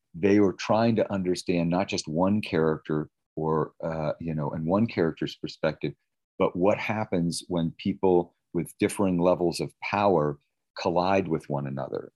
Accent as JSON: {"language": "English", "town": "Palo Alto", "region": "California", "country": "United States", "tie": "born or raised there", "said": "I also lived in an area, Palo Alto, California"}